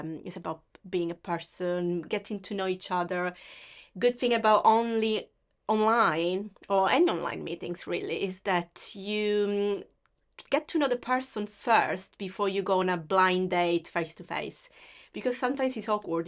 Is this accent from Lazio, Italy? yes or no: no; Sicily, Italy; accent: Italian; English is a second language; moved away as an adult; now in United Kingdom; I come from Sicily, which is the very south of Italy.